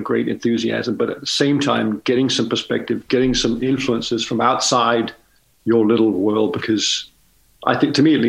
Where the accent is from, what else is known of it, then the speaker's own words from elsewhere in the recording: Denmark; moved away; growing up in Denmark